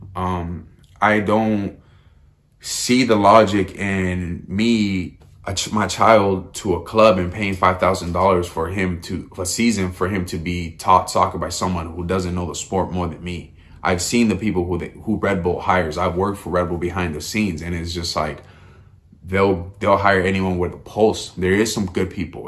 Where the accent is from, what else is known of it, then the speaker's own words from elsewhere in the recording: United States; as an American